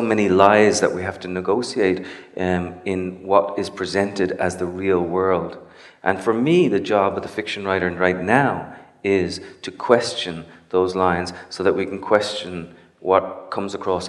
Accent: Cincinnati, Ohio, United States; born there; now in New York, United States; I was born in Cincinnati. I moved to New York because it was boring.

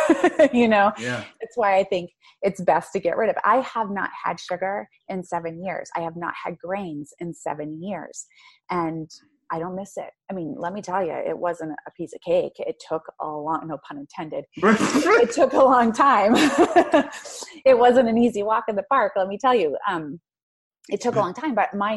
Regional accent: Maine, United States; moved away; I'm from Maine. I'm from Maine. There's and nothing just, to do up there but make babies and drink.

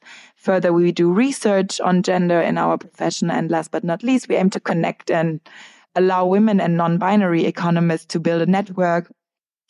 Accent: Frankfurt, Hesse, Germany; moved away as an adult; also born or lived in London; now in Berlin, Germany; I studied for my undergrad in Frankfurt, my hometown

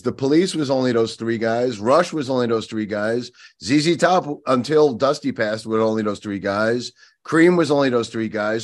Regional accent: Long Island, New York, United States; I grew up on Long Island

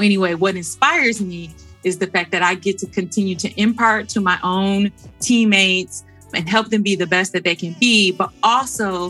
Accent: Detroit, Michigan, United States; growing up in Detroit

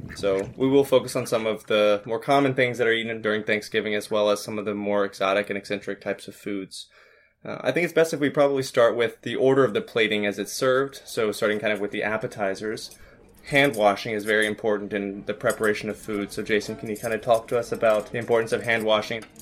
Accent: Arkansas, United States; I'm from Arkansas

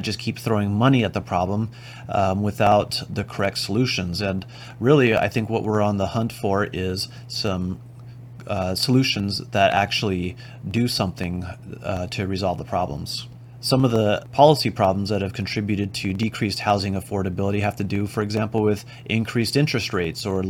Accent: Oxnard, California, United States; I grew up in Oxnard, California, and that's where my office is

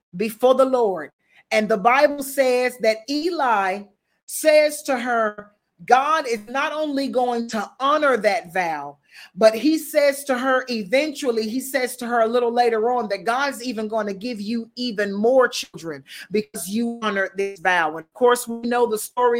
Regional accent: the South, United States; I'm from the South.

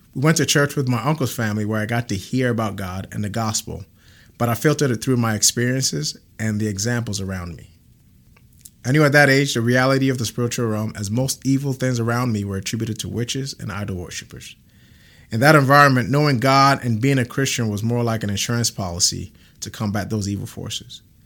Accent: Ghana; now in Grand Prairie, Texas, United States; I'm originally from Ghana, West Africa

